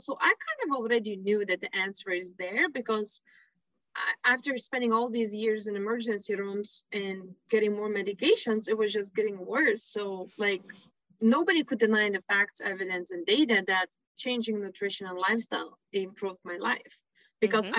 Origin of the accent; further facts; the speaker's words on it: Lithuania; moved away; I was born and raised in Lithuania